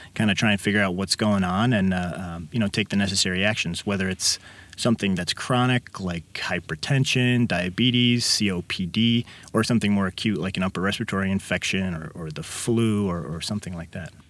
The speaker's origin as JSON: {"language": "English", "town": "Kankakee", "region": "Illinois", "country": "United States", "tie": "born or raised there", "also_born_or_lived": "Champaign-Urbana, Illinois / Downers Grove, Illinois", "said": "I was born and raised in Kankakee"}